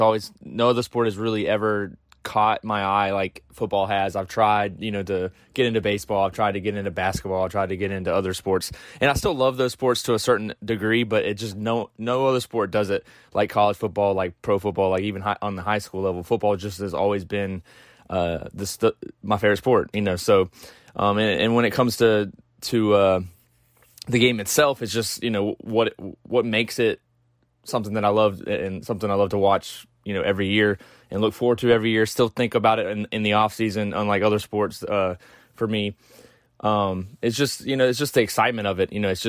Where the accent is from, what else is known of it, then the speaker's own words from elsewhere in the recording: South Carolina, United States; because I'm from South Carolina